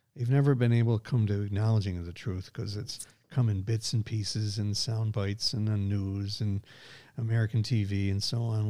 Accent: Scotland, United Kingdom; I am a Scot

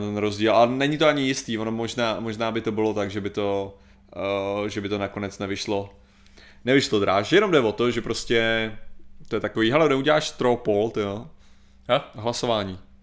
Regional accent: Czechia; jako Češi, skutečně jsme to, co tvrdí Češi o Čechách

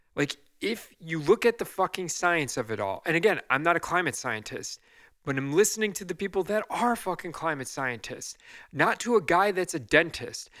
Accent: United States; I'm gonna just speak as an American citizen here

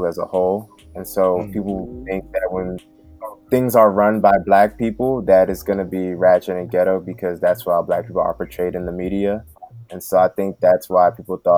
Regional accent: Prince George's County, Maryland, United States; I grew up in Prince George's County, Maryland

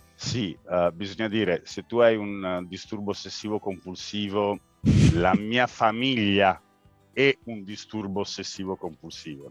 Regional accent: Turin, Piedmont, Italy; Io e la mia famiglia siamo nati e cresciuti a Torino

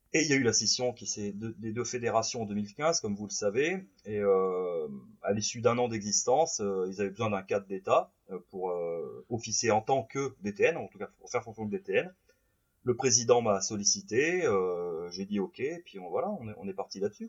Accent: Saint-Marcellin, Auvergne-Rhône-Alpes, France; je suis originaire de Saint-Marcelin dans l'Isère.

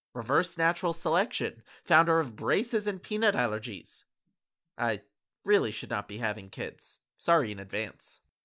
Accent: Canada; I'm a Canadian citizen

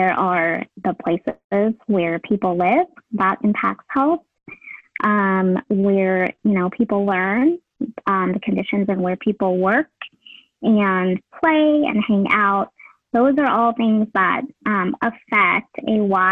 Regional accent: United States; my parents, who are immigrants from Vietnam. And I thought, you know, a lot about how I could improve the systems as an English speaking, you know, first generation Asian American

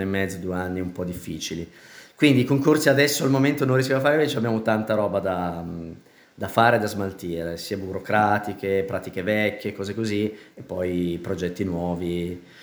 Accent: Milan, Lombardy, Italy; sono nata a Milano, papà toscano, mamma milanese

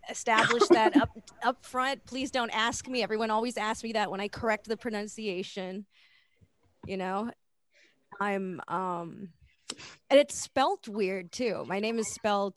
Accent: Lee County, Florida, United States; moved away; I grew up in like Lee County

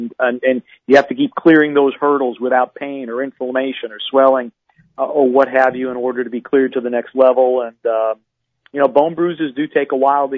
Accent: Wisconsin, United States; moved away; When I was growing up in Wisconsin

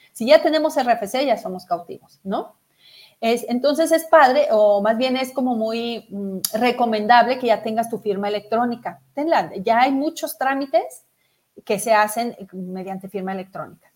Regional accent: Mexico; como una mexicana más que también pago mis impuestos

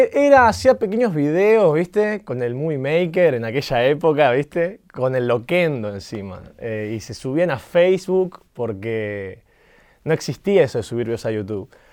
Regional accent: Sarandí, Buenos Aires Province, Argentina; yo eh, nací y crecí en Sarandí

